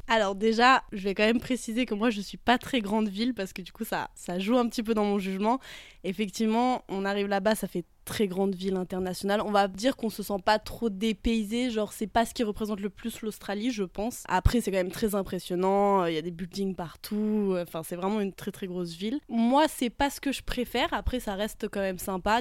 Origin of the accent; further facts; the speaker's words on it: Haute-Savoie, Auvergne-Rhône-Alpes, France; je viens de Haute-Savoie, en France